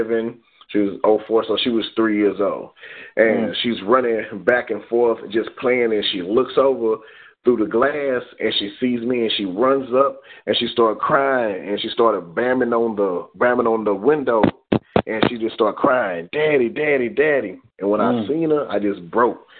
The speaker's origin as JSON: {"language": "English", "town": "Bay City", "region": "Texas", "country": "United States", "said": "I come from what they call Bkelfa, Texas, Bay City, Texas"}